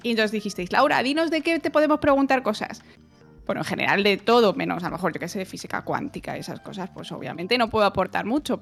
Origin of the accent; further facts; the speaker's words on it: Spain; also born or lived in Germany; los españoles tampoco tenemos un acento muy ininteligible en inglés